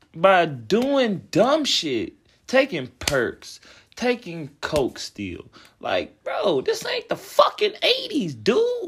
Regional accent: Cincinnati, Ohio, United States; grew up Cincinnati

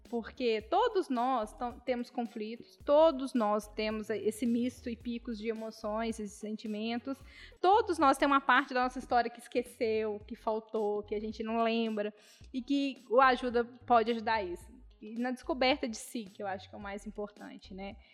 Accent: Barbacena, Minas Gerais, Brazil; Aí você fala assim, ah, eu sou de Barbacena.

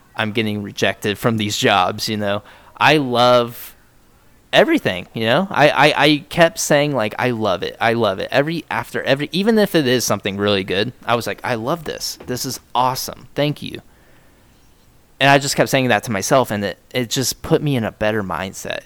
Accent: United States; I'm fucking American

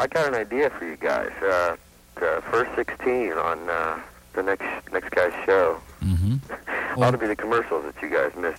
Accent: Pontiac, Michigan, United States; also born or lived in Battle Creek, Michigan / Lansing, Michigan; I was born in Pontiac.

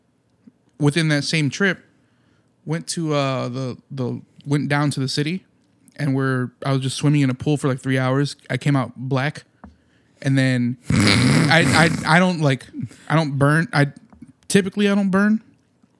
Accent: Munster, Indiana, United States; I was born in Munster.

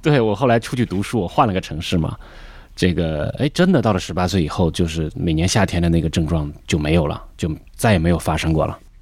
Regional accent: northern China, China; moved away as an adult; also born or lived in Beijing; now in Shanghai, China; 我作为一个北方人现在在南方

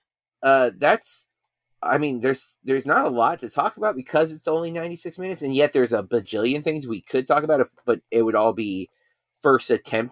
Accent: United States; we are American

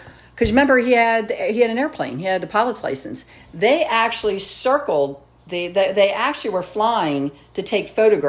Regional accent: Cockeysville, Maryland, United States; I grew up in Cockeysville, too, in this area.

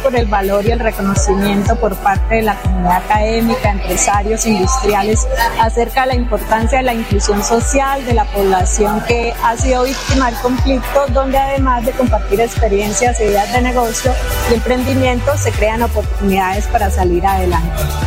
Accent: Nariño, Colombia; now in Bucaramanga, Colombia; soy del Transporte Indígena Inga del Departamento de Nariño y estamos radicados aquí en Bucaramanga

